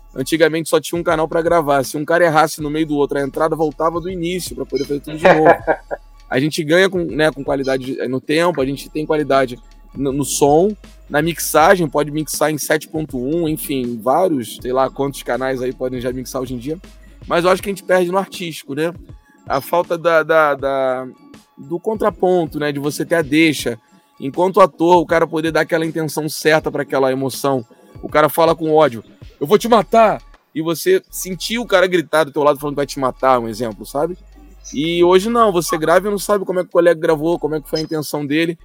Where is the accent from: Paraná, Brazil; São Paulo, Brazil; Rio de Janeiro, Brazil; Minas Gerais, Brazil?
Rio de Janeiro, Brazil; eu sou de Campo Grande aqui no Rio de Janeiro